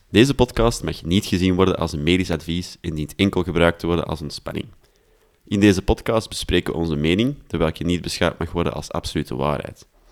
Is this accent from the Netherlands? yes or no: no; Antwerp, Flanders, Belgium; accent: Antwerps; ik mag wel mijn Antwerps accent behouden als simpele stadsjongen